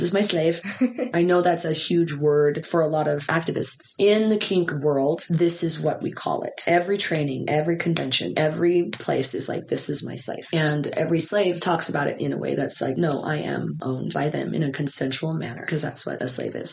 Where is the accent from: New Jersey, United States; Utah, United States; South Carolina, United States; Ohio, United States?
Utah, United States; my hometown